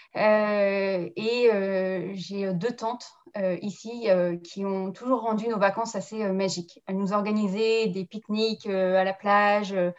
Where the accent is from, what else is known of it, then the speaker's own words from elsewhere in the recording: France; moved away as an adult; now in New Zealand; Je suis euh, née en France, j'ai grandi en France, mais avec un papa kiwi.